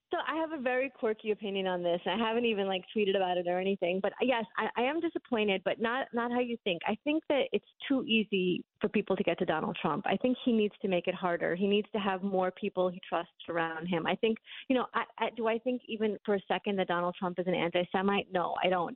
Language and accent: English; New York City, New York, United States; moved away as an adult; now in Florida, United States; I grew up in Brooklyn